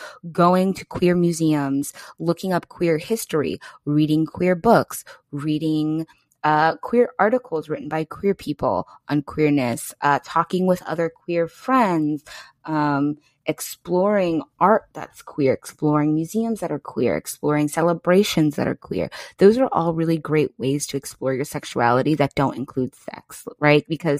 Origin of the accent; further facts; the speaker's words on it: East Coast, United States; I mean, I'm loud, but that's because I have Leo Moon. And I'm just a loud, I'm from the East Coast.